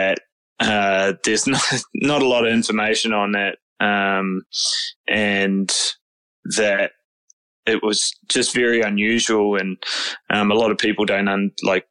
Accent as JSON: {"language": "English", "country": "New Zealand", "moved": "yes", "said": "I'm originally from New Zealand, so all my cousins and stuff are over there"}